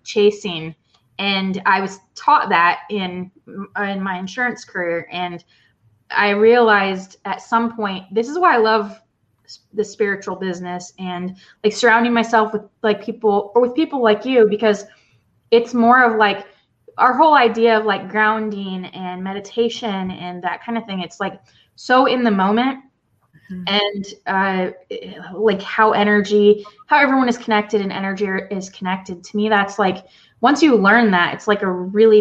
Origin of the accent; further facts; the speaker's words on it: Iowa, United States; I was from Iowa